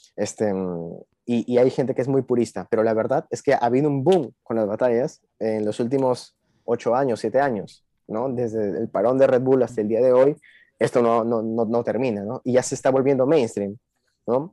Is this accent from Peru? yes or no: yes; Peru; vengo de Perú